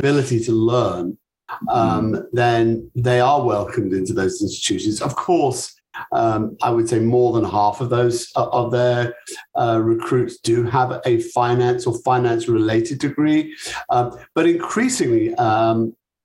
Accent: United Kingdom; accent: British; moved away as an adult; also born or lived in Chicago; my British accent

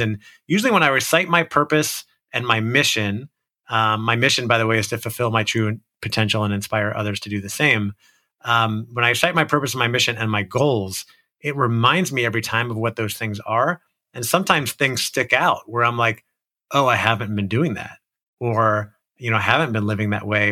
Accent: Orlando, Florida, United States; I grew up in Orlando, Florida

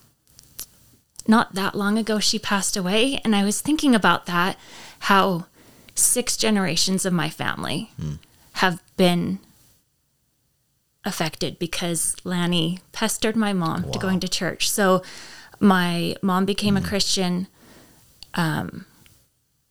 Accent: Fallon, Nevada, United States; moved away as an adult; also born or lived in Canada; I grew up in Fallon, Nevada.

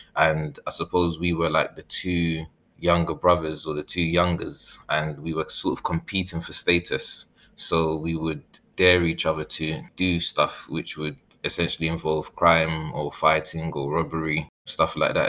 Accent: London, United Kingdom; also born or lived in Ghana; I was born in East London and raised in East London when I came back from Ghana, and shortly after moved to South London. Then I had moved back to East London

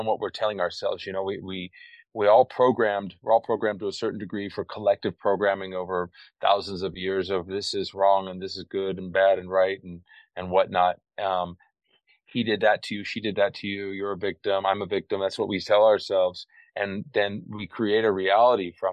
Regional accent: California, United States; moved away as an adult; now in Costa Rica; I've lived in Costa Rica now for over 30 years. And before that, I grew up in California

